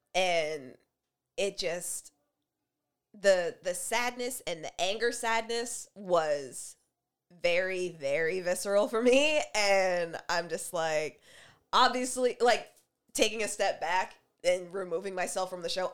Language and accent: English; Canada; fun, fine, black, and Canadian like us